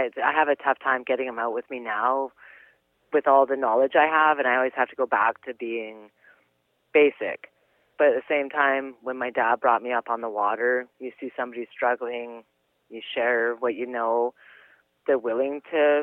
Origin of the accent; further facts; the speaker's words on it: British Columbia, Canada; we're from British Columbia